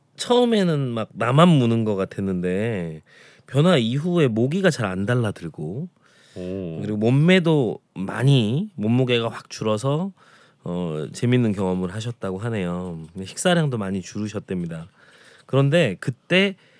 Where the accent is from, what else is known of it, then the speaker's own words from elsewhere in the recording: Jeonju, North Jeolla, South Korea; now in Seoul, South Korea; 저는 전라남도 출신은 아닙니다만 이렇게 어, 사실 전라남도의 음식과는 좀 많이 느낌이 다른 전주가 고향이어서